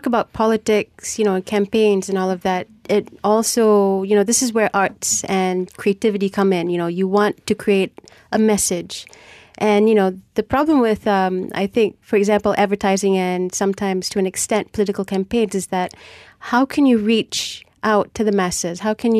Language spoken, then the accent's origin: English; Penang, Malaysia; I'm from Penang